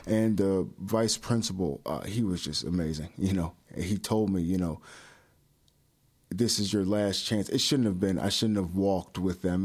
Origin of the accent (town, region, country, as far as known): Palatine, Illinois, United States; born or raised there; also born or lived in Chicago, Illinois / Hoffman Estates, Illinois / Arlington Heights, Illinois / Buffalo Grove, Illinois